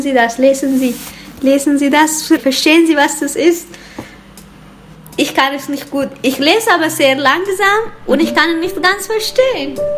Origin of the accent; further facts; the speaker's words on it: Eritrea; now in Switzerland